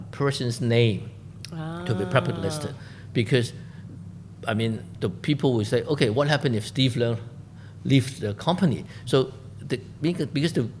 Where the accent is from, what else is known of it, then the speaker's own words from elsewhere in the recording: Hong Kong; I'm 100% made in Hong Kong, because I was born in Hong Kong, I was educated in Hong Kong. I never leave Hong Kong